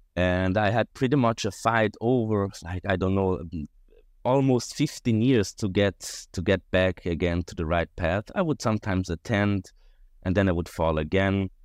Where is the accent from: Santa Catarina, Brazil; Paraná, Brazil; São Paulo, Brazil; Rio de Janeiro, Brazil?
Rio de Janeiro, Brazil; now in Switzerland; I was born in Switzerland, quite right, and I lived most of my life in Brazil, actually in Rio de Janeiro, um, almost twenty years